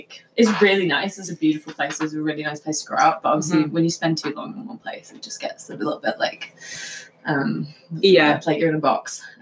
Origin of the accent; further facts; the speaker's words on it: south coast of England, United Kingdom; moved away as an adult; also born or lived in Bristol / New Zealand; now in Whistler, Canada; I'm from England, like the south coast of England, near the seaside.